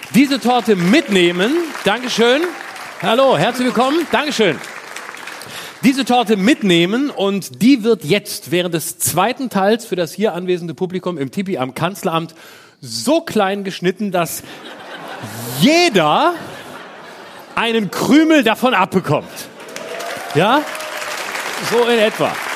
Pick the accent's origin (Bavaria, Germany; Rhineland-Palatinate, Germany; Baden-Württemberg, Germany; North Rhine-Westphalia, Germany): Baden-Württemberg, Germany; Ich aus Baden-Württemberg